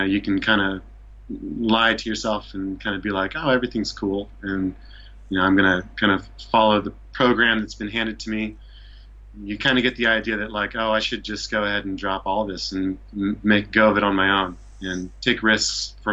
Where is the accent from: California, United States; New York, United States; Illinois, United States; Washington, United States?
Washington, United States; Issaquah; moved away as an adult; also born or lived in Seattle, Washington; now in Japan; Grew up in Issaquah, Washington